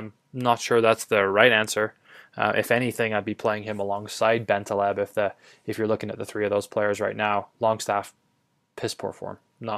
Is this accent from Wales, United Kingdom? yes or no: yes; Wales, United Kingdom; I as obviously a Welshman, as a Welsh football fan, I'd be sad to see that.